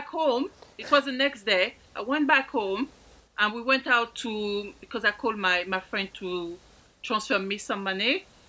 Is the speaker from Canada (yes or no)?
no; France; accent: French; I hope people will fancy my French accent.